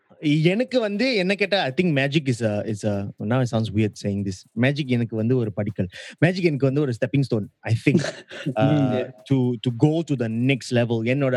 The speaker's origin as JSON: {"language": "English", "country": "India", "said": "The only reason why I'm special is because I'm Indian."}